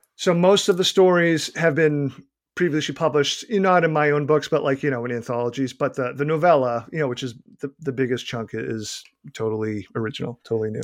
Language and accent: English; Boston, Massachusetts, United States; accent: Boston; my innate Boston accent